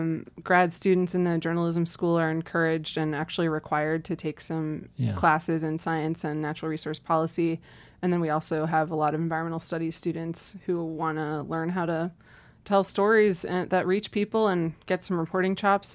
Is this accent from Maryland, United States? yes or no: yes; Maryland, United States; Yeah, so I grew up outside of Washington, D.C. In suburban Maryland.